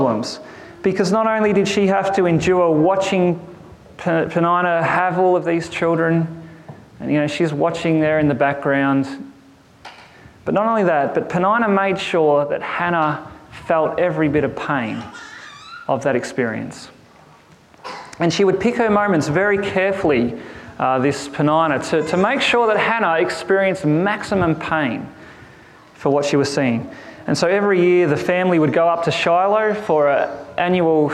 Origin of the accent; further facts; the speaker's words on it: Boort, Victoria, Australia; I come from a place called Bort